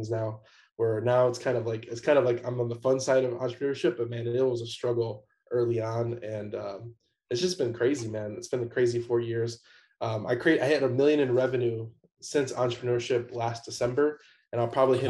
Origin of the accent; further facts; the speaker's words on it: Chicago, Illinois, United States; moved away as an adult; also born or lived in Atlanta; I'm originally from Chicago